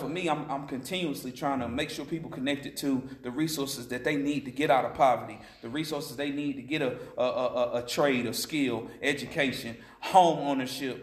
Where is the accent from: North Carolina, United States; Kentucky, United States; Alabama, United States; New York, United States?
North Carolina, United States; Asheville; I'm from here, Western North Carolina native. I've been in Asheville for a long time since like the eighth grade